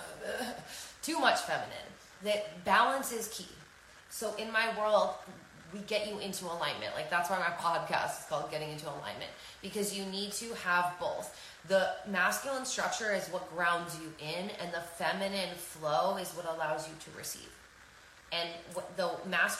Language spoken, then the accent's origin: English; New York, United States; I'm a New Yorker